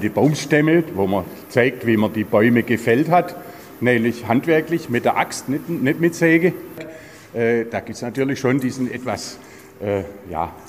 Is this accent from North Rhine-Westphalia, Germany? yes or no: no; Baden-Württemberg, Germany; Ich bin geborener Schwarzwälder, weil meine Mutter ist geborene Schwarzwälder. Dann bin ich im Schwarzwald aufgewachsen und bin jetzt exakt seit 50 Jahren in Schildach